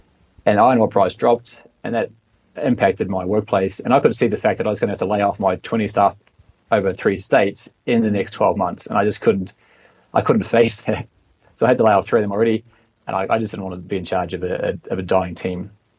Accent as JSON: {"language": "English", "country": "New Zealand", "tie": "born or raised there", "also_born_or_lived": "Australia / Vietnam", "moved": "as an adult", "lives_now": "Mexico", "said": "my home country of New Zealand"}